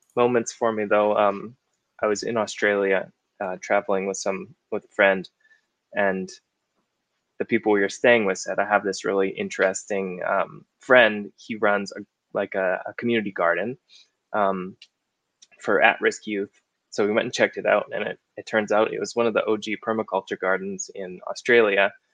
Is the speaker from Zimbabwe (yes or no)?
no; Okanagan, British Columbia, Canada; moved away; i grew up in the okanagan in british columbia